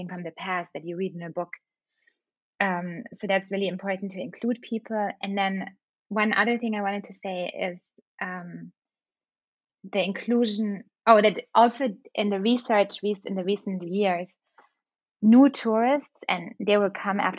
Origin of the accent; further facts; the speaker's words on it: Germany; moved away; also born or lived in London; when I was a child in Germany